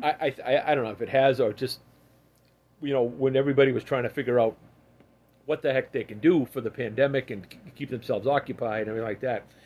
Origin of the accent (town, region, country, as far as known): Massachusetts, United States